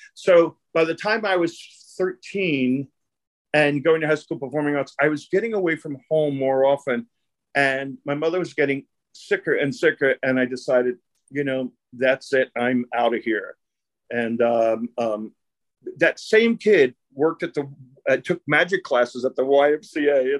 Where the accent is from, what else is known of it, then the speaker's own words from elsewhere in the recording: New York City, New York, United States; I grew up in Brooklyn. It was a, an Italian and Jewish neighborhood, and the mafia was in my neighborhood.